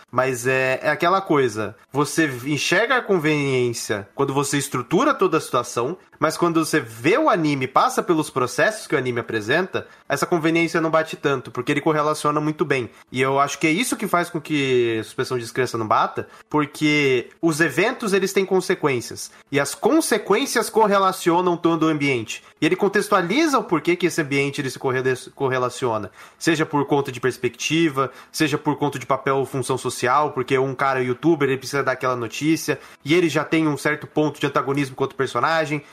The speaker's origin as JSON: {"language": "Portuguese", "country": "Brazil", "said": "Eu, como brasileiro"}